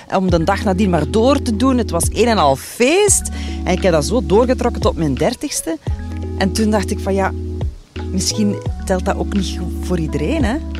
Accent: Limburg, Flanders, Belgium; ik ben een Limburgse

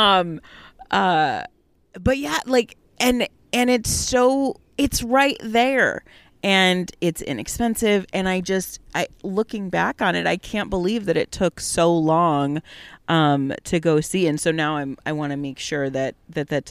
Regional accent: Detroit, Michigan, United States; born and raised in the Metro Detroit area

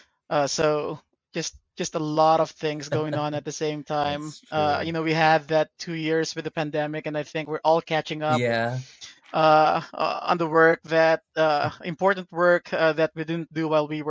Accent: Parañaque, Metro Manila, Philippines; now in United States; I was born and raised in Parañaque in the Philippines.

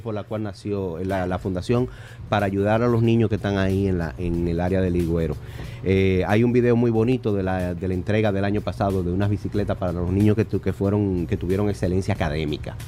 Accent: Dominican Republic; somos dominicanos

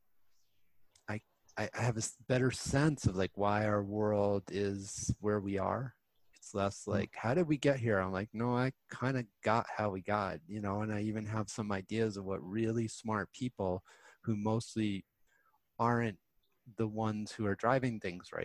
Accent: Westchester County, New York, United States; I grew up in Westchester County

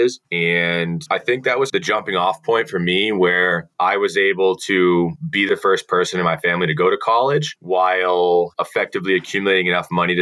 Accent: central Massachusetts, United States; I grew up in central Massachusetts

